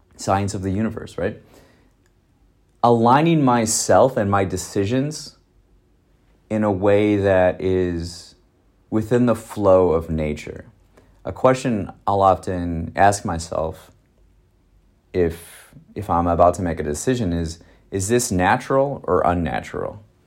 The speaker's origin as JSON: {"language": "English", "region": "Wisconsin", "country": "United States", "said": "I'm from Wisconsin"}